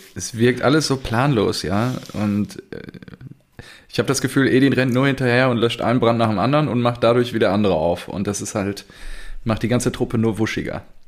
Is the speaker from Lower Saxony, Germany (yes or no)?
no; Selm, North Rhine-Westphalia, Germany; da wo ich quasi herkomme